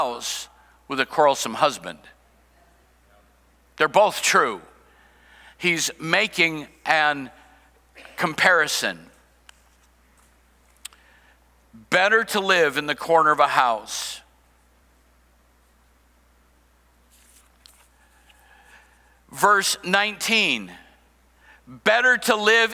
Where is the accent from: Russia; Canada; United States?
United States; Cedar Rapids, Iowa; I grew up in Iowa, I grew up in Cedar Rapids